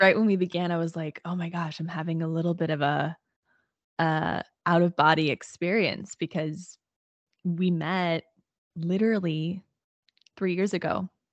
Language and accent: English; Southern Illinois, United States; I grew up in Illinois, in Southern Illinois, and grew up in a really small town